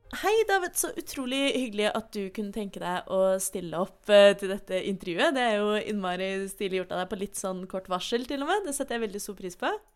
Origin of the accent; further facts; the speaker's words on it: Oslo, Norway; jeg er født og oppvokst i Oslo